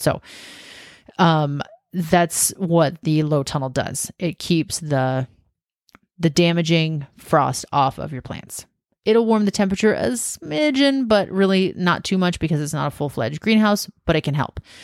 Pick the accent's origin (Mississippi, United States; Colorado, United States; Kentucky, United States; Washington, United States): Washington, United States; also born or lived in South Carolina / Southern California / Western Oregon; now in Oregon, United States; I grew up in Washington